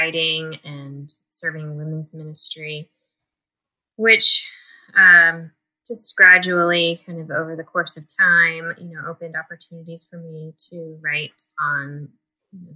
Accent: D.C., Maryland, United States; moved away as an adult; also born or lived in Georgia / Florida; I grew up in Maryland outside of Washington, D.C.

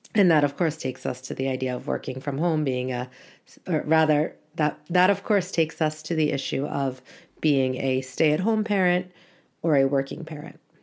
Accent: United States; moved away as an adult; also born or lived in Canada; now in Brussels, Belgium; I live in Brussels, Belgium, but I am originally American and I am also Canadian by marriage.

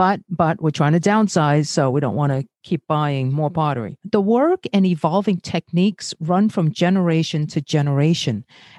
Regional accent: New York City, New York, United States; born or raised there; also born or lived in Brazil

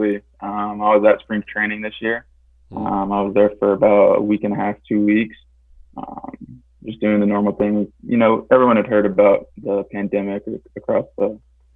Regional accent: Ohio, United States; I'm from Ohio, but I've been all around the country playing

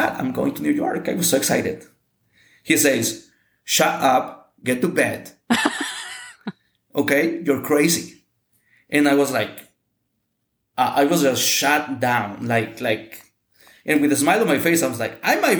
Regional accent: Mexico; English is a second language; moved away as an adult; now in United States; here in Mexico

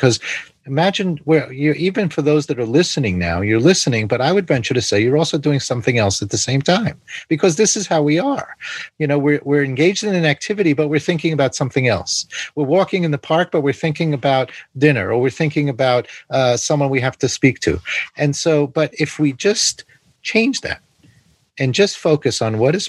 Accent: New York City, New York, United States; I grew up in New York City

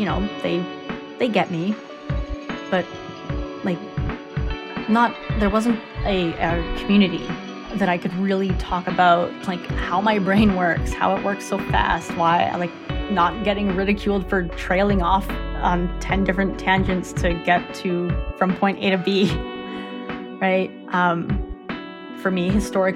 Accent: Canada; I'm born in Canada, so I'm Canadian

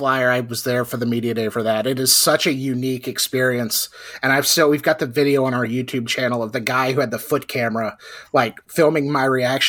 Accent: Florida, United States; moved away; I grew up in Florida

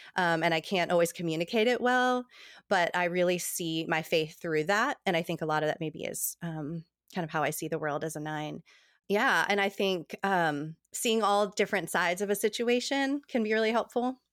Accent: New Jersey, United States; now in Tennessee, United States; I grew up in New Jersey, um, having these big, long table dinners with my Italian family

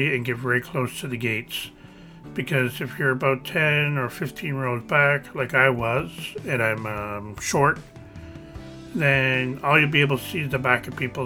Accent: Canada; we're from Canada.

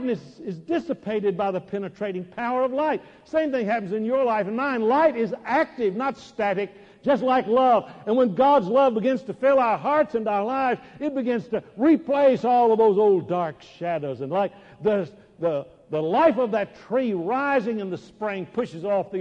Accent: Dallas, Texas, United States; I grew up in Dallas

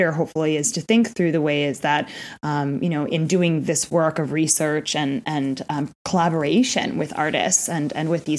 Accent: New York City, New York, United States; growing up in the East Village

